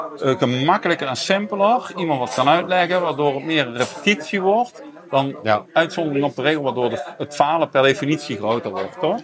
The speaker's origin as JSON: {"language": "Dutch", "country": "Netherlands", "tie": "born or raised there", "said": "uit mijn geboortedorp Arsen"}